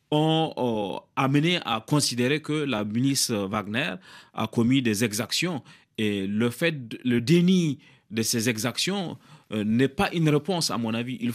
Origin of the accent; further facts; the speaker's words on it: France; born there; Je suis né en France, je suis député français